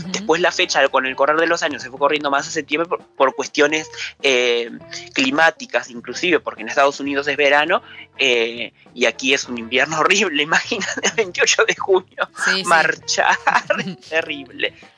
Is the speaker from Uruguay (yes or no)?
yes; Rocha, Uruguay; yo soy rochense, yo nací, me crié acá